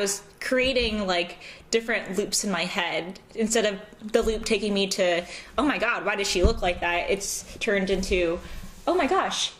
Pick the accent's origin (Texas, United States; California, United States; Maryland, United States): California, United States; Southern; accent: American; also born or lived in Los Angeles; now in St. Louis, United States; growing up in Southern California